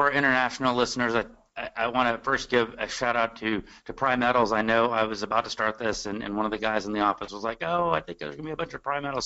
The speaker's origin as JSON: {"language": "English", "area": "Austin and San Antonio", "region": "Texas", "country": "United States", "said": "I'm from Austin and San Antonio."}